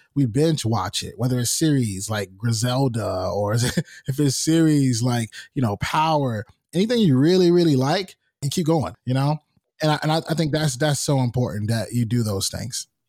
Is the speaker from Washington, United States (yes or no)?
no; North Carolina, United States; I'm from North Carolina. I remember when it would snow and we would watch T V to see if we had any school cancellations